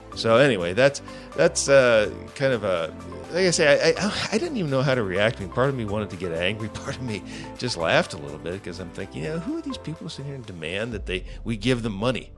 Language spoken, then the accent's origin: English; United States; as an American